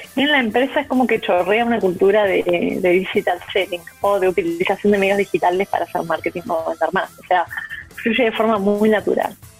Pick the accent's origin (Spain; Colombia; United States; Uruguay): Uruguay; now in Chile; yo soy uruguaya